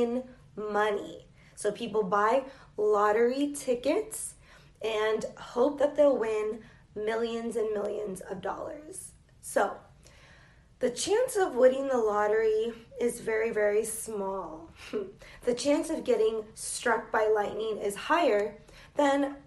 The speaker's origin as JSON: {"language": "English", "country": "United States", "accent": "American", "said": "I am an English teacher from the United States."}